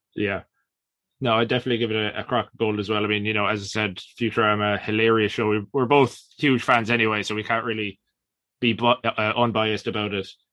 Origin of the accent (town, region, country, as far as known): Ireland